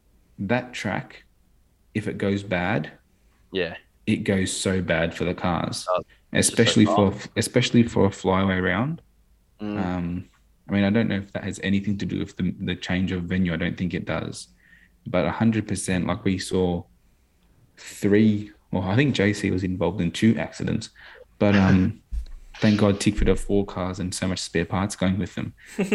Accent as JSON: {"language": "English", "country": "Australia", "said": "I just want to point out that, as an Aussie"}